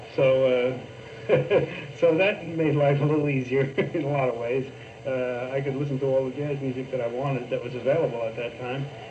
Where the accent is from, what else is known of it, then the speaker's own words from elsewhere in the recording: New York City, New York, United States; I was born in Brooklyn, New York